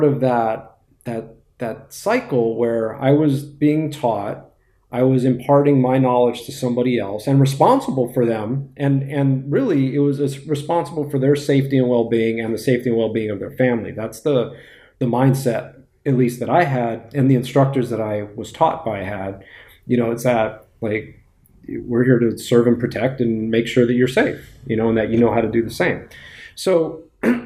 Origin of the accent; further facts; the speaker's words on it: West Hollywood, California, United States; I grew up in West Hollywood